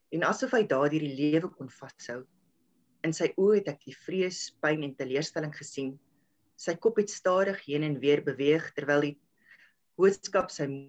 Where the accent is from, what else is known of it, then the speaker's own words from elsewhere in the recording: South Africa; ek het in Helstrom groot geword